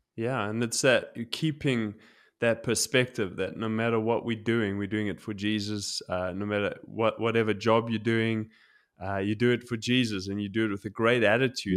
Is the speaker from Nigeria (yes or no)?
no; South Africa; now in Tokyo, Japan; growing up in South Africa, we, I've been broken into